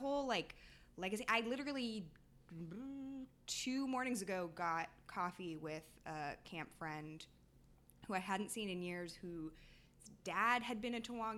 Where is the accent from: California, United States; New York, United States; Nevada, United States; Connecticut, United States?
California, United States; San Francisco; I grew up in San Francisco.